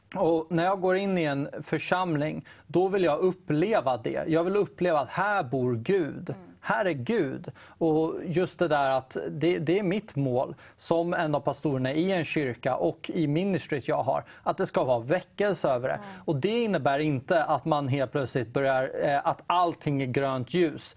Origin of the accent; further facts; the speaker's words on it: Täby, Stockholm County, Sweden; jag kommer från Täby. Det är en mm. väldigt rik kommun egentligen.